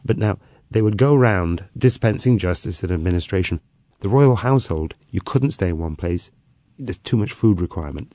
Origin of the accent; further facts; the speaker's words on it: Gwynedd, Wales, United Kingdom; I'm from the north, I'm from Gwynedd